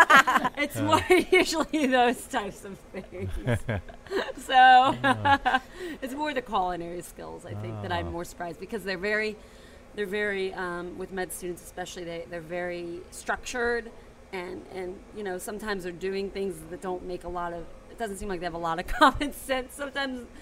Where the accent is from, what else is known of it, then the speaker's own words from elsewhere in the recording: near Cincinnati, Southwest Ohio, United States; now in New Orleans, United States; I'm from Ohio